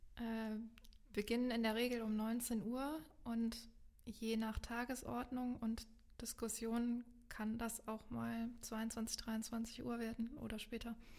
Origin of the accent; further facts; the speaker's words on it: Meckenheim, North Rhine-Westphalia, Germany; ich bin hier in Meckenheim groß geworden und lebe jetzt inzwischen wieder hier in Meckenheim